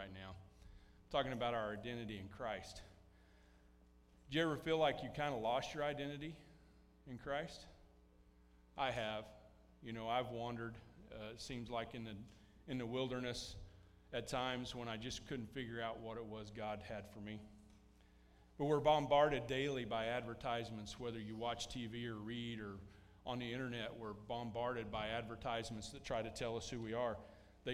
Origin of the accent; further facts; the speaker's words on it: United States; Now, I enjoy being American, and to a certain point, being an American defines how I act